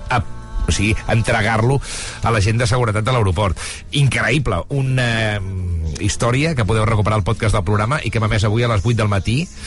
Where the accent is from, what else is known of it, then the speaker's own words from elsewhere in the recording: Osona, Catalonia, Spain; jo sóc el senglar d'Osona